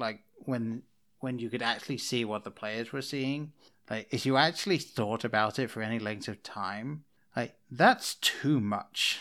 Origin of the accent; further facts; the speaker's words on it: England, United Kingdom; moved away as an adult; now in United States; I grew up in England. I didn't move over to America until two thousand eleven